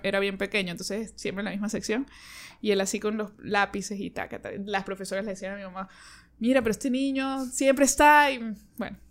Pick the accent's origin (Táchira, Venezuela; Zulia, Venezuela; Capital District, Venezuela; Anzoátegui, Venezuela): Táchira, Venezuela; San Cristóbal; moved away as an adult; now in Caracas, Venezuela; Soy de San Cristóbal, tengo ya siete años aquí, en abril cumplí siete años, me vine a estudiar y me quedé